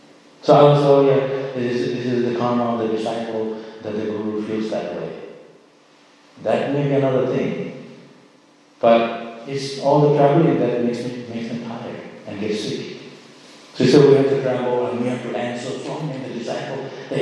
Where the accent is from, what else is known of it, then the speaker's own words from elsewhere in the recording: Miami, Florida, United States; born there; So, it's the same for me. I was born in Miami.